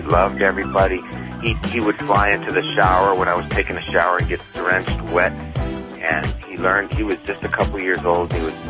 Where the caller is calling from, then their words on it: California, United States; I'm calling from Southern California.